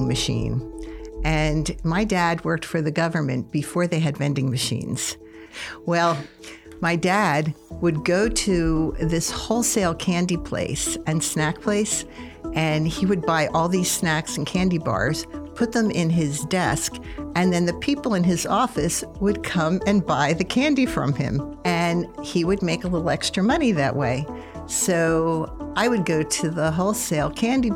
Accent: Philadelphia, Pennsylvania, United States; now in Nebraska, United States; I was born in Philadelphia in 1950, and I grew up in a very typical neighborhood

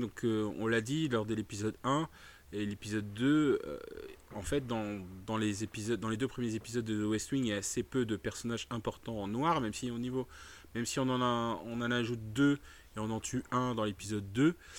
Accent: France; je suis un noir français

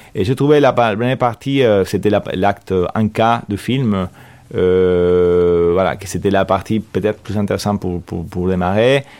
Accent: Argentina; French is a second language; moved away as an adult; also born or lived in Verrières-le-Buisson, France; now in France; j'ai grandi en Argentine, j'ai des grands-parents espagnols

